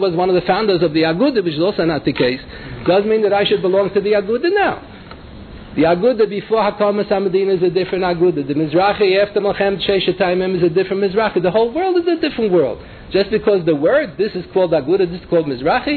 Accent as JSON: {"language": "English", "town": "New York City", "region": "New York", "country": "United States", "tie": "born or raised there", "said": "when I was growing up in the Bronx"}